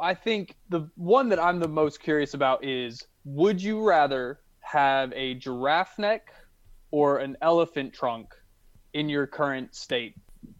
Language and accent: English; Alabama, United States; I'm from Alabama.